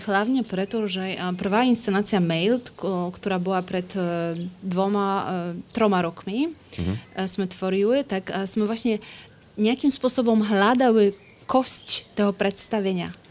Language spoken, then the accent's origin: Slovak; Poland; Slovak is a second language; moved away as an adult; also born or lived in Poznań, Poland / Kraków, Poland / London, United Kingdom; now in Bratislava, Slovakia; ja som z Polska, e, z Krakova, z dvoch e, z dvoch miest, z, Polska, z Poznania a z Krakova. Uh-huh. Ale žijem na Slovensku už 5 rokov v Bratislave.